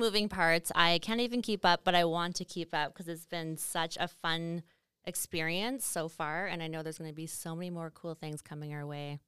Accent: Estevan, Saskatchewan, Canada; now in Calgary, Canada; I'm from Estevan, Saskatchewan, which is that little southeast corner, um, and not a very big, I mean, I guess it's a city, but it's not really a city. It's quite small, but I really appreciated living in a small town.

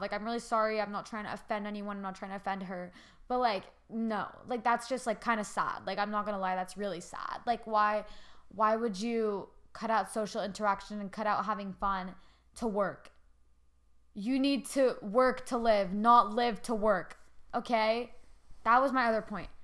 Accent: Canada; I'm Canadian

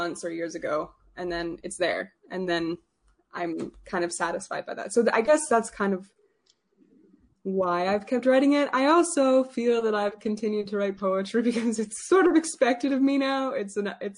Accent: St. Albert, Alberta, Canada; I'm a poet from St. Albert

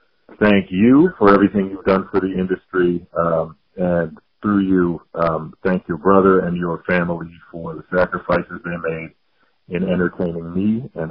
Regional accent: Detroit, Michigan, United States; as a 7-year-old growing up in the Detroit, Michigan area

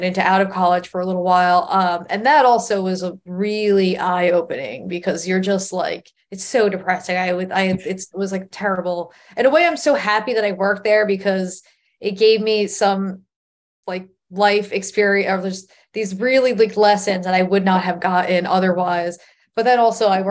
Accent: Long Island, New York, United States; growing up on Long Island and having access to the city was like, oh, well, I live in right next to the comedy mecca of the entire world

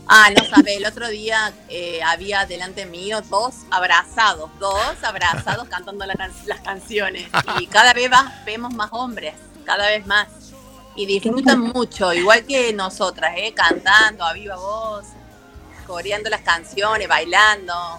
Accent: Córdoba, Argentina; soy cordobesa.

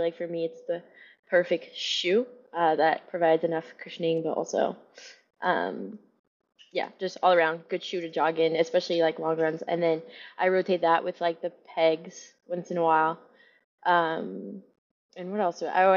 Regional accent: Quebec, Canada; moved away as an adult; also born or lived in Utah; I'm Canadian

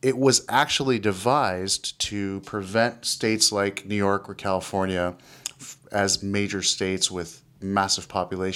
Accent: Canada; I'm a Canadian

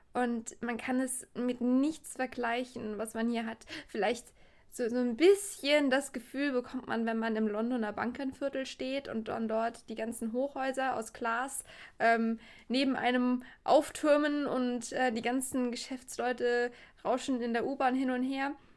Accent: Trier, Rhineland-Palatinate, Germany; ich komme hier aus der Gegend von Trier

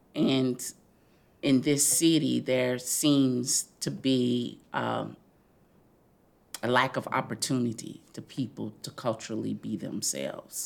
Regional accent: Louisville, Kentucky, United States; also born or lived in Florida; I grew up in the West End

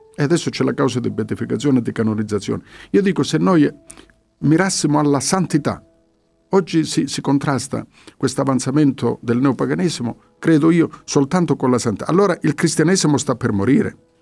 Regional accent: Calabria, Italy; sono figlio di questa terra, sono anch'io calabrese

